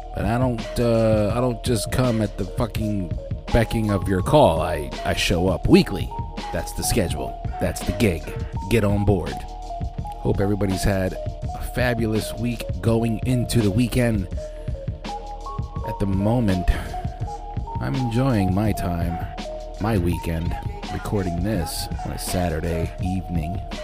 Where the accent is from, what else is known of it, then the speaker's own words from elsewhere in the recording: Lancaster, Pennsylvania, United States; Lancaster, I, I'm born and raised